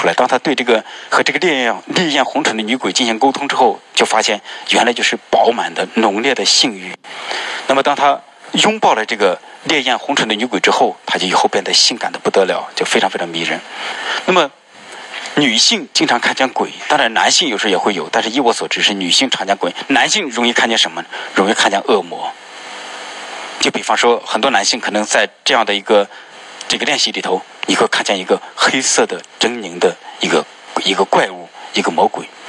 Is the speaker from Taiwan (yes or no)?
no; China; 我们特别是我们作为中国人，